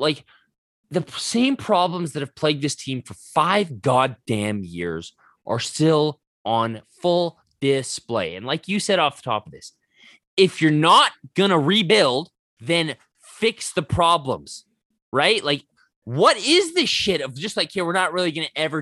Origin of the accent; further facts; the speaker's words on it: Didsbury, Alberta, Canada; my hometown Didsbury